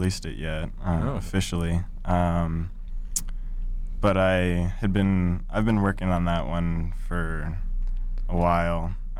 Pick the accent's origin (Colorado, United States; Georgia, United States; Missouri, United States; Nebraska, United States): Colorado, United States; Denver; also born or lived in Boulder, Colorado; I'm from Denver, Colorado.